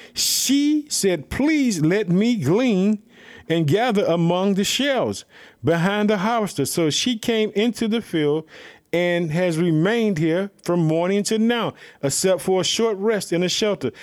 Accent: Illinois, United States; my home state, Illinois

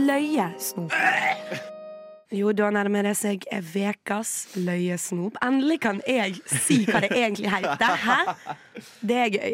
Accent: Western Norway, Norway; now in Oslo, Norway; som en vestlending

